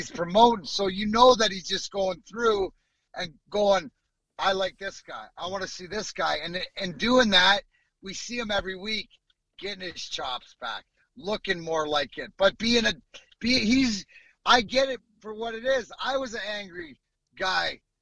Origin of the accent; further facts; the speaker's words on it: Canada; being Canadian